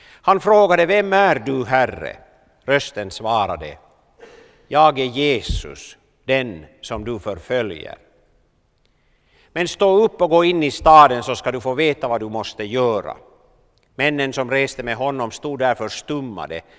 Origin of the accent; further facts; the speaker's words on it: Southern Finland, Finland; moved away; Det var lite Kilimanjaro för mig när jag kom från södra Finland.